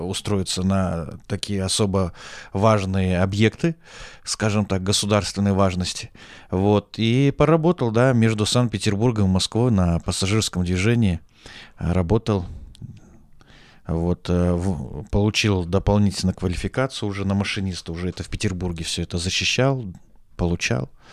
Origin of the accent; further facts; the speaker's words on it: Taraz, Zhambyl Region, Kazakhstan; moved away as an adult; also born or lived in Saint Petersburg, Russia; now in Moscow, Russia; пока я рос э, в Южном Казахстане